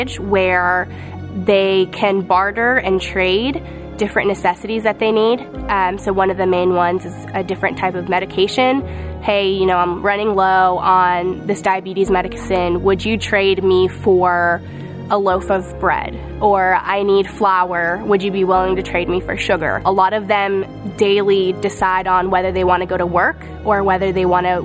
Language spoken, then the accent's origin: English; Houston, Texas, United States; also born or lived in Caracas, Venezuela; I was born in Caracas, Venezuela, and grew up in Houston, Texas. I came to the United States around 2001